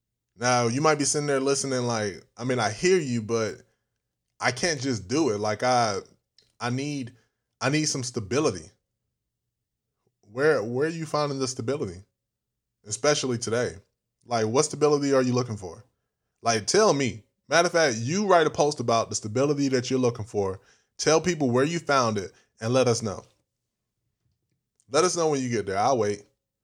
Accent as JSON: {"language": "English", "country": "United States", "said": "I'm African American. My parents are from Ghana. And growing up in African cultured household, we were only told to be a doctor, be a lawyer, be anything in the medical field."}